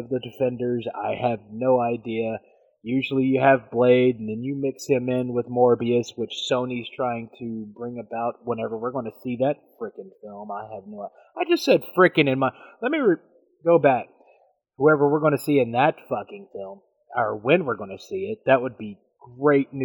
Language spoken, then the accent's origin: English; United States; I'm American